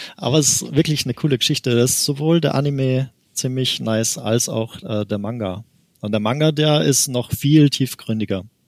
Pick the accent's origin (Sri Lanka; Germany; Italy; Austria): Austria; ich komme aus Österreich eigentlich, deswegen manche Wörter muss ich quasi auf Deutsch übersetzen.